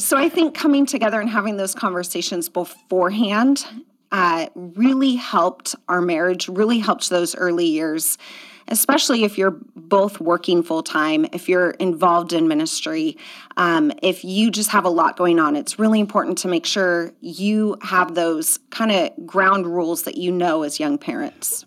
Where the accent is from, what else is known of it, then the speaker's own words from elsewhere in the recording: outside of Portland, Oregon, United States; also born or lived in Southern California; now in Washington, United States; I grew up outside of Portland